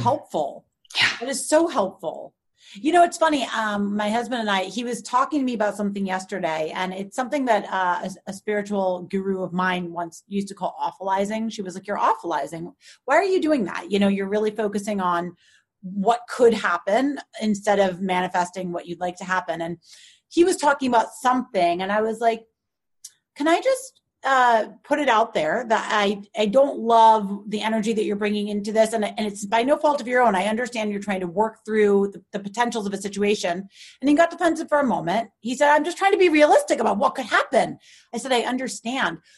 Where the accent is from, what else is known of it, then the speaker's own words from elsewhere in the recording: New York, United States; I'm a New Yorker, like born and bred